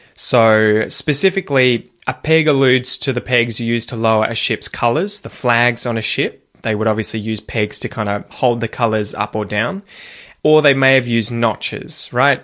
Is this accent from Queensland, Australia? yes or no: no; Geelong, Victoria, Australia; accent: Australian; my hometown of Geelong